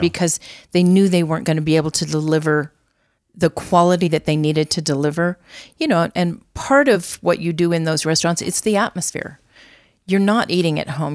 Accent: Albuquerque, New Mexico, United States; also born or lived in Santa Fe, New Mexico / Las Cruces, New Mexico; I was born in Santa Fe, raised in Albuquerque. I am a native.

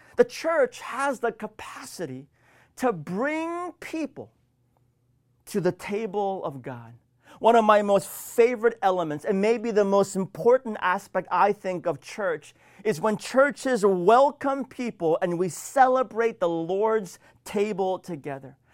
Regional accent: Washington, United States; my home state of Washington

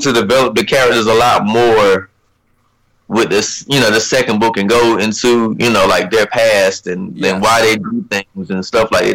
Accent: Rocky Mount, North Carolina, United States; also born or lived in Harlem; I'm from Rocky Mount, North Carolina. First of all, I got to shout out Rocky Mount. Um, it's a little town in uh, North Carolina, Eastern North Carolina. Uh, graduated in 2011.

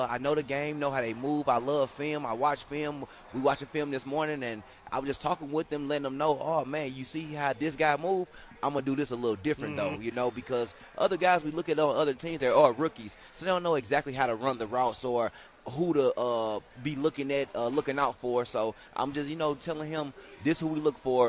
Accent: St. Louis, Missouri, United States; now in Albuquerque, United States; I'm from St. Louis, it's Midwest

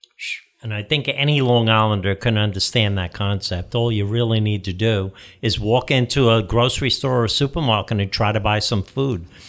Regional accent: United States; as obviously an Irish American guy, I grew up with the traditional meal

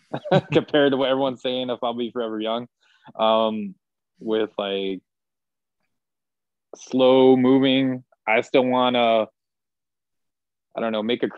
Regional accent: Washington, United States; born there; But so was Seattle, because I was born in Washington.

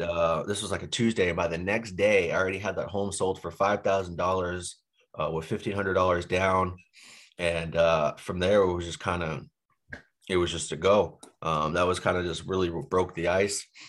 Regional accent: Boston, Massachusetts, United States; moved away as an adult; also born or lived in Boise, Idaho; now in Phoenix, United States; I grew up in Boston

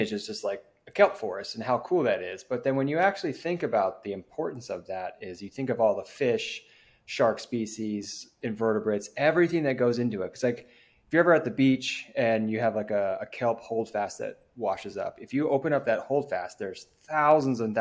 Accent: Southern California, United States; we grew up in Southern California

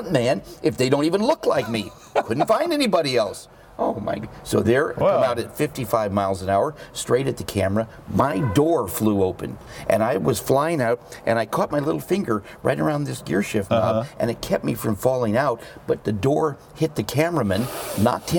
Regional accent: Beverly Hills, California, United States; I was brought up in Beverly Hills, went to Beverly Hills School, UCLA, UCSB

